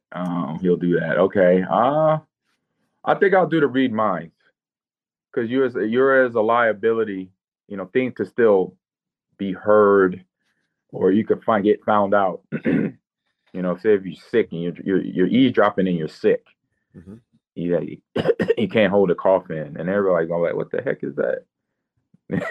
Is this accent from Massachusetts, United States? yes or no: no; Omaha, Nebraska, United States; It was called Godfather's Pizza right off of Ames Avenue, which is a main strip in Omaha